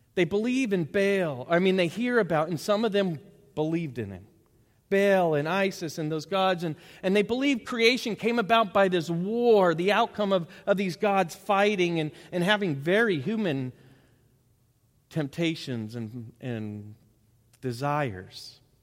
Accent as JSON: {"language": "English", "town": "Bentonville", "region": "Arkansas", "country": "United States", "tie": "born or raised there", "said": "I grew up in Bentonville"}